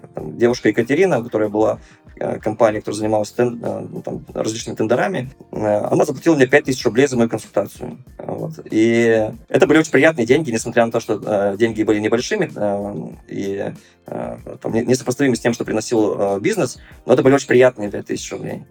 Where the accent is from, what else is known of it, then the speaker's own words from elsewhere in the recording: Perm, Perm Krai, Russia; also born or lived in Moscow; у себя в родном городе Пермь, э, вернувшись после Москвы